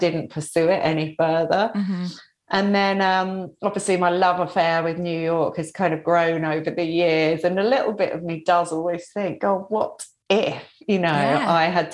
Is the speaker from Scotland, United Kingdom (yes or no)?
no; London, United Kingdom; moved away as an adult; also born or lived in Brighton; now in Surrey, United Kingdom; I was from London.